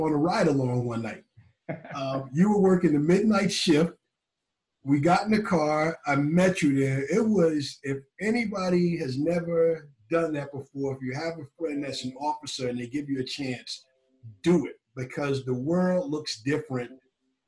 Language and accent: English; Wyandanch, New York, United States; growing up in Wyandanch, our parents would tell us that nothing good happens after a certain time